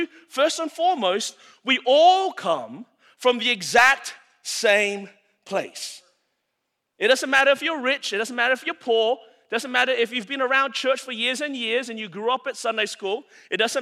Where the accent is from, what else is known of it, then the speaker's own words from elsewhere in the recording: Anderson, South Carolina, United States; I'm from Anderson, South Carolina.